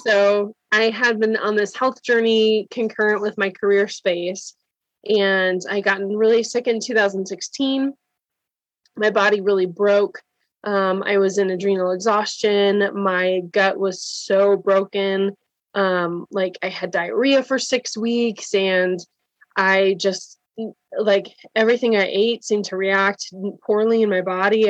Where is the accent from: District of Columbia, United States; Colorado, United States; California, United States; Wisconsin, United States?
Wisconsin, United States; now in Cincinnati, United States; I live in Cincinnati. I'm from Wisconsin though